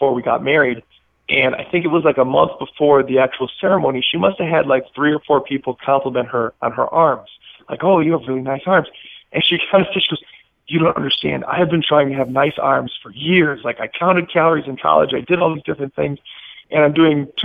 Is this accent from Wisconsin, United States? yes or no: yes; Milwaukee, Wisconsin, United States; also born or lived in Chicago, Illinois; I'm originally from Wisconsin, so just north of the border outside of Milwaukee. Born in Chicago, but moved to Milwaukee pretty young